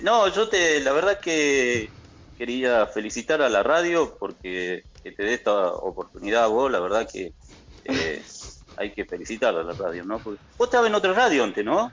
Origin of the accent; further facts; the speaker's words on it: Argentina; yo soy calcacho argentino